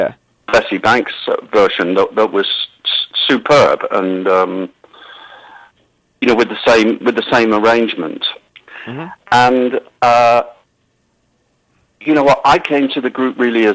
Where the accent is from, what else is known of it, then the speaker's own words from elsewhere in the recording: England, United Kingdom; moved away as an adult; now in Genoa, Italy; I'm English and I live in Europe. I'm in Genoa now at a studio